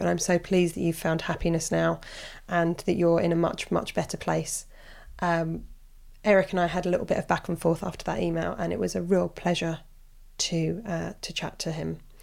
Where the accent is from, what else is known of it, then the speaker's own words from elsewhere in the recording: Portsmouth, South East England, United Kingdom; I'm from Portsmouth